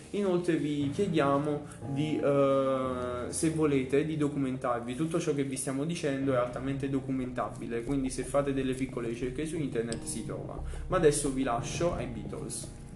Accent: Naples, Campania, Italy; da noi partenopei

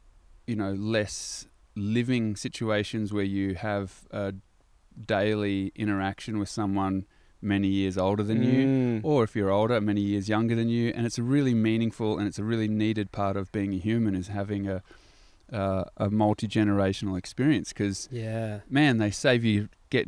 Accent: Gold Coast, Queensland, Australia; And so what you're talking about growing up on the Gold Coast in a different kind of culture, pretty straighty 180 sport athleticism culture, I just had a different little crew.

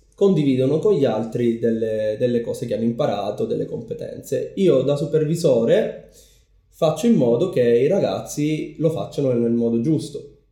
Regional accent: Palermo, Sicily, Italy; moved away as an adult; also born or lived in United Kingdom / Japan; sono nato e cresciuto a Palermo

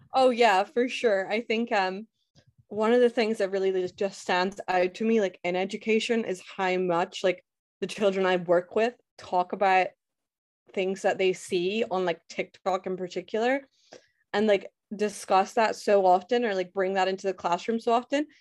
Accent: Scotland, United Kingdom; I'm from Scotland, born and raised

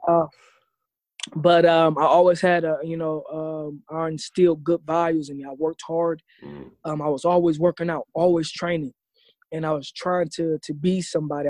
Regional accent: Ohio, United States; moved away as an adult; also born or lived in Austin, Texas; I grew up in Ohio

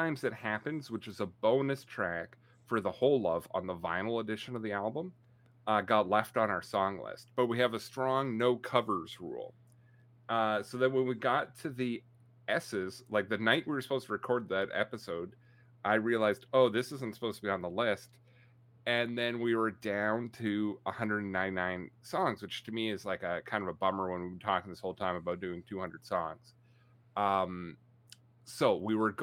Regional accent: Canada; I'm Canadian.

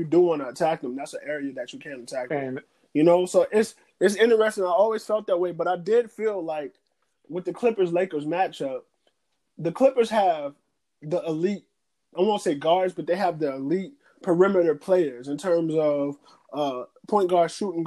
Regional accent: New Orleans, Louisiana, United States; I'm from New Orleans

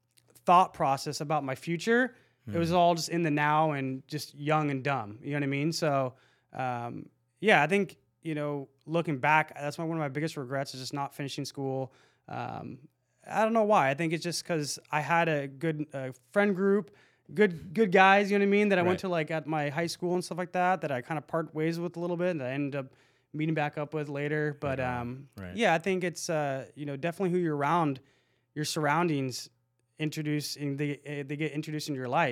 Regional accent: Lake Forest, California, United States; So I grew up in Lake Forest.

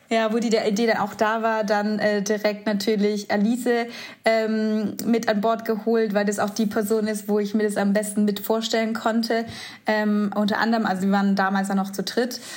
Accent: Göppingen, Baden-Württemberg, Germany; moved away as an adult; now in Stuttgart, Germany; Wir kommen aus äh, Göppingen

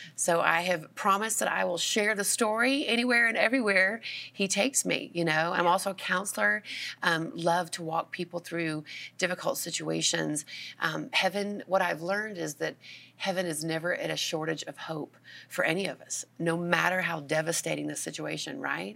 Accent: Georgia, United States; I am from Georgia

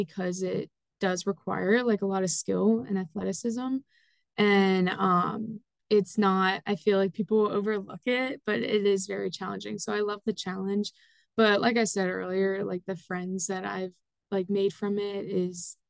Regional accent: Lancaster, Pennsylvania, United States; I am from Lancaster, Pennsylvania

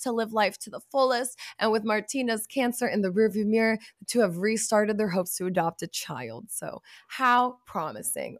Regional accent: Texas, United States; also born or lived in Chicago; when I was younger and we were growing up in Texas

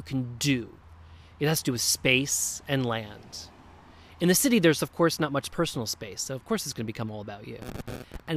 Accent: Springfield, New Jersey, United States; now in Hudson Valley, New York, United States; My hometown of Springfield

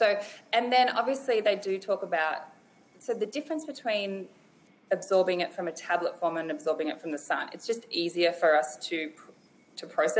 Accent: Australia; growing up in Australia

